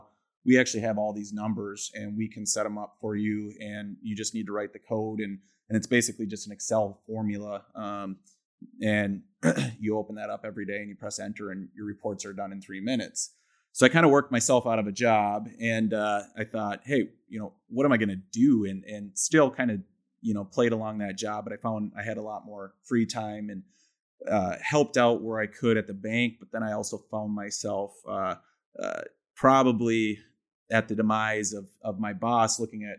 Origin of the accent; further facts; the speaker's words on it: Milbank, South Dakota, United States; moved away as an adult; also born or lived in Vermillion, South Dakota; now in Sioux Falls, United States; I'm from Milbank, South Dakota, which is 2 hours north of Sioux Falls. I grew up in the small town.